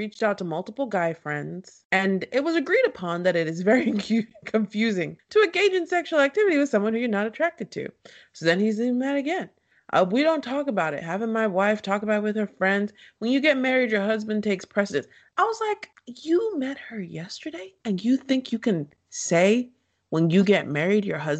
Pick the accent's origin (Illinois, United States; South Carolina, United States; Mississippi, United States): Illinois, United States; Chicago; People have said negative things about me my whole life. I'm from Chicago.